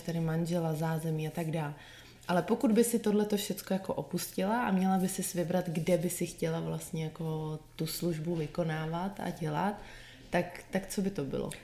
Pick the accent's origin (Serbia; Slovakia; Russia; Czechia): Czechia; now in Chicago, United States; z té české povahy